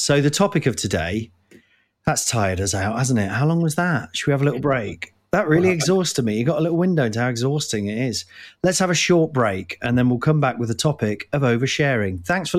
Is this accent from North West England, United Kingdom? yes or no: no; Nottingham, East Midlands, United Kingdom; That voice I just did there is the people I grew up with in Nottingham